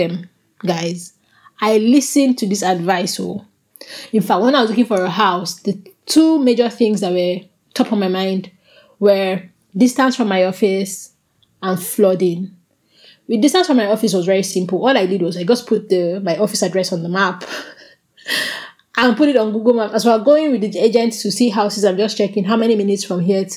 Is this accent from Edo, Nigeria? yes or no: no; Abuja, Federal Capital Territory, Nigeria; moved away; growing up where I grew up in Abuja